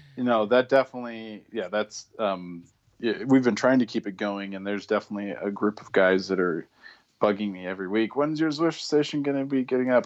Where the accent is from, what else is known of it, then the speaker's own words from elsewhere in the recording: Spokane, Washington, United States; I'm originally from the Spokane, Washington area